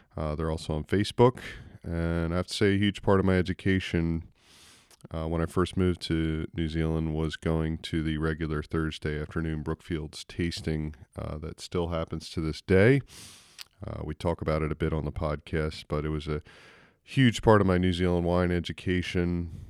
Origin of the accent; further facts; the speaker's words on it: United States; accent: American; my American accent